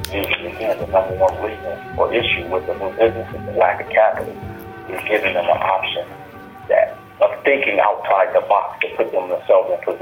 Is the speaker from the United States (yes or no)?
yes; Milwaukee, Wisconsin, United States; Milwaukee, my hometown